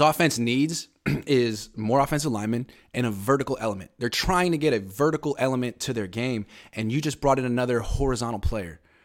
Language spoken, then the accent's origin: English; Oakland, California, United States; I'm from Oakland